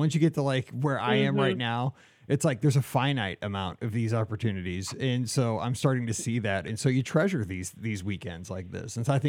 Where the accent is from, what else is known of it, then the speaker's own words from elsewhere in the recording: Columbia, Missouri, United States; we know Mizzou, like we're practically from Columbia. We know that town.